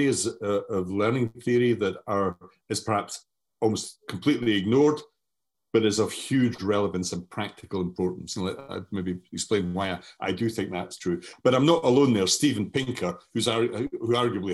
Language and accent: English; Scotland, United Kingdom; accent: strong Scottish; moved away as an adult; now in Brighton, United Kingdom; I have a strong Scottish accent